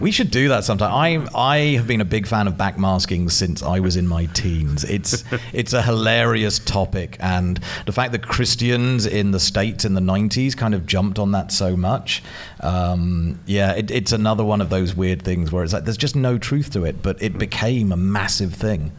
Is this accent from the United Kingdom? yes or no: yes; England, United Kingdom; now in New Zealand; As an Englishman